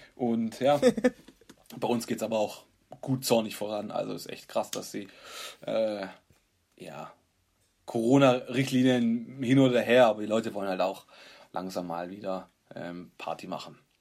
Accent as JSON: {"language": "German", "town": "Stuttgart", "region": "Baden-Württemberg", "country": "Germany", "said": "Wir sind halt Stuttgarter"}